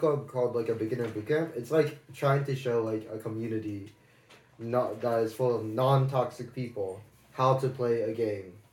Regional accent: California, United States; also born or lived in Maryland; I'm from California, but I moved to Maryland for my middle school, 6th through 8th. And then I came back to California

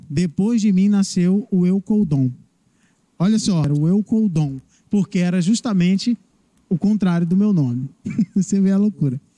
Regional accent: Barra do Corda, Maranhão, Brazil; Barra do Corda, Maranhão.

